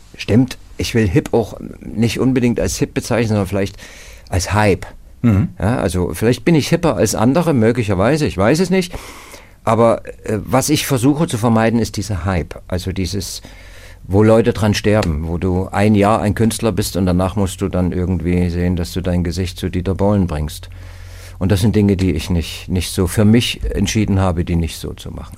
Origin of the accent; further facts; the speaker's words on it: Dresden, Saxony, Germany; moved away as an adult; also born or lived in Berlin; now in Ruhr area, Germany; Ich wollte als Kind in Dresden an der Elbe Fährmann werden